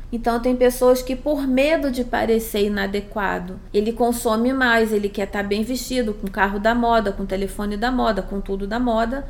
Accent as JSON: {"language": "Portuguese", "region": "Rio de Janeiro", "country": "Brazil", "moved": "as an adult", "lives_now": "São Paulo, Brazil", "said": "eu sou carioca"}